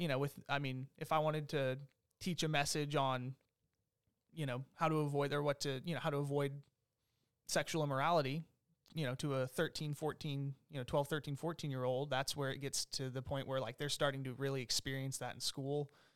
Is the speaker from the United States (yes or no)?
yes; Longview, Texas, United States; also born or lived in Omaha, Nebraska / Topeka, Kansas; I grew up here in, in Longview, Texas